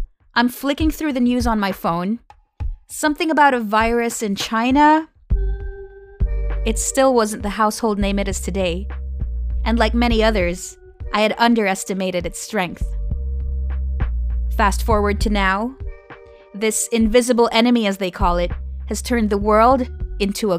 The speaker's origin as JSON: {"language": "English", "town": "Manila", "region": "Metro Manila", "country": "Philippines", "tie": "born or raised there", "moved": "yes", "said": "my hometown, Metro Manila, the Philippines"}